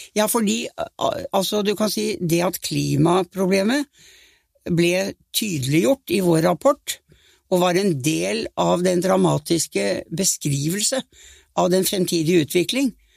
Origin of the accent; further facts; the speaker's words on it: Norway; jeg var norsk statsminister